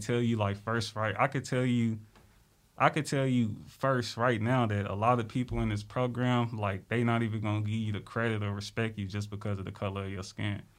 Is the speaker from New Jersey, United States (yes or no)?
no; Little Rock, Arkansas, United States; I'm from Little Rock, Arkansas.